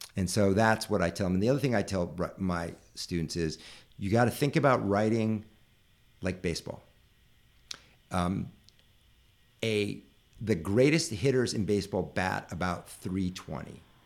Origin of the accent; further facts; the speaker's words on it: Northern California, United States; I was raised in Northern California in a very upper middle class family